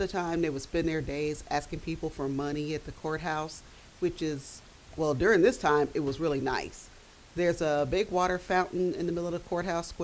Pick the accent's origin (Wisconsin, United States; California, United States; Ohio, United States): Ohio, United States; Dayton; I am from Dayton, Ohio. I was born and raised here